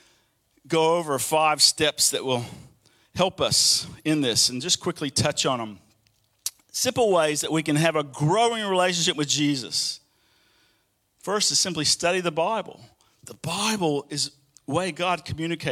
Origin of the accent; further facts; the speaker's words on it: Birmingham, Alabama, United States; moved away; one of the long highways that goes through my hometown in Birmingham, Alabama, is I-20